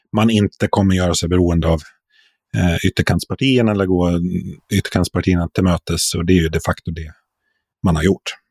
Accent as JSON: {"language": "Swedish", "country": "Sweden", "said": "som som svensk journalist"}